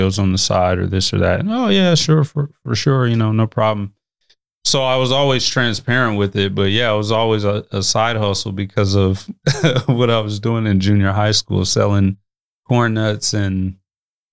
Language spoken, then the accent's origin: English; Omaha, Nebraska, United States; I also grew up in North Omaha